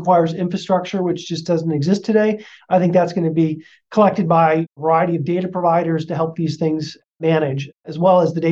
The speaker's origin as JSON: {"language": "English", "town": "Detroit", "region": "Michigan", "country": "United States", "moved": "yes", "lives_now": "Seattle, United States", "said": "I'm originally from Detroit."}